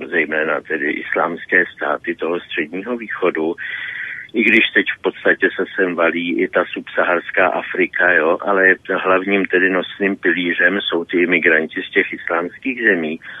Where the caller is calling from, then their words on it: South Bohemian Region, Czechia; z Jižních Čech a mám krátký dotaz na pana VK.